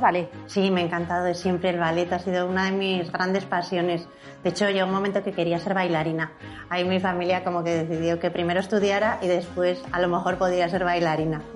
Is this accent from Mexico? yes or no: no; Huesca, Aragon, Spain; moved away; also born or lived in Barcelona; yo soy de Huesca